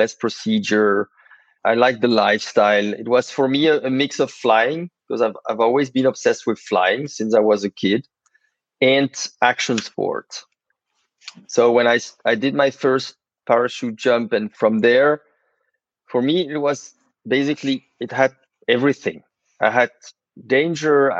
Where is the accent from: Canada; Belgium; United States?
Belgium; Brussels, Brussels-Capital Region; I was born in Brussels